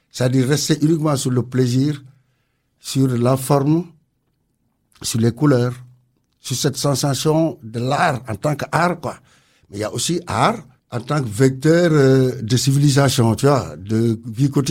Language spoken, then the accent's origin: French; Senegal; now in Lorient, France